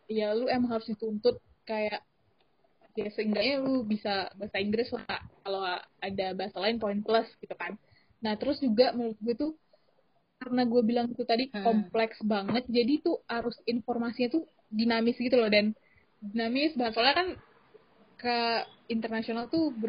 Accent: Sumatra, Indonesia; kayak gue juga dari Sumatera gitu kan dan merantau di uh, kampus luar pulau

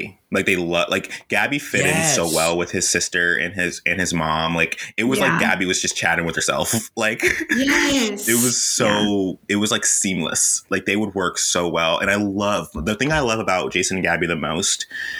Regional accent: Palm Beach, Florida, United States; I am from Palm Beach.

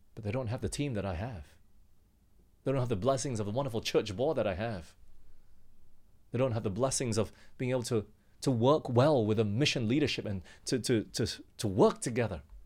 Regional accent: Australia; moved away as an adult; I'll go back home. My, my parents are back there in Australia and they asked me to come back

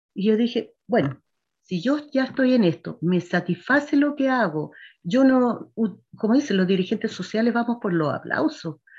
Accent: Quinta Normal, Santiago Metropolitan Region, Chile; yo soy nacida y criada en Quinta Normal

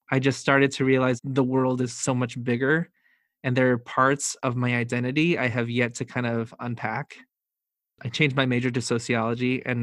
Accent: Philippines; Being Filipino for me growing up was a never ending feeling of never being good enough.

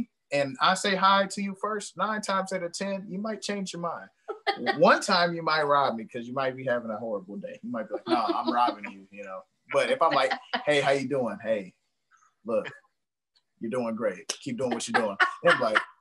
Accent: Milwaukee, Wisconsin, United States; growing up on Capitol, like, not East Capitol Drive, West Capitol Drive

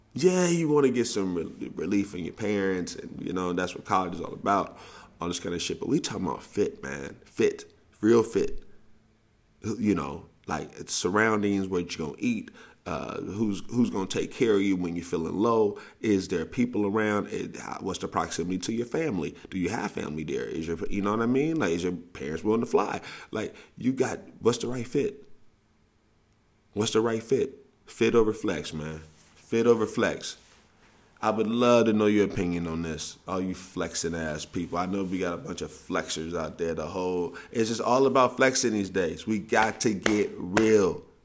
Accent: the South, United States; now in West Coast, United States; I'm from, I'm from the South

